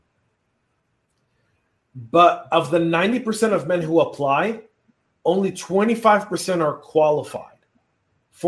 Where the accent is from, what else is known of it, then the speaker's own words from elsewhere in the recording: California, United States; now in Georgia, United States; when I grew up in California, California was still a great place to be